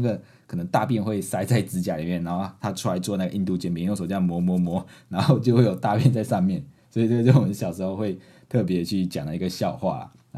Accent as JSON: {"language": "Chinese", "country": "Malaysia", "moved": "as an adult", "lives_now": "Taiwan", "said": "我们马来西亚人的早餐就是吃得这么丰盛"}